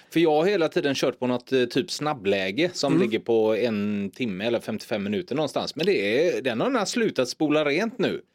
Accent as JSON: {"language": "Swedish", "town": "Gothenburg", "region": "Västra Götaland", "country": "Sweden", "tie": "born or raised there", "said": "ute i Torslanda där jag växte upp"}